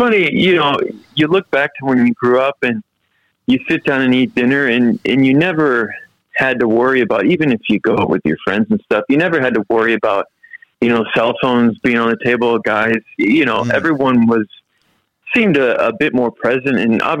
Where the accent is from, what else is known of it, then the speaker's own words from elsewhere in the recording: Midwest, United States; now in Australia; When I'm in Australia, I'm an Aussie. And when I'm in the U.S., I'm an American. So it's funny how that works because, obviously, my roots are in the U.S., but I've lived here in Australia for prob